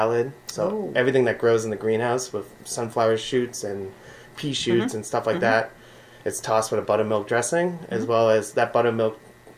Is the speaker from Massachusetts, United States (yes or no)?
yes; Haverhill, Massachusetts, United States; moved away as an adult; also born or lived in Providence, Rhode Island / San Francisco / Boston; now in Brooklyn, United States; I was a dishwasher in a little catering place in my hometown of Havel, Mass.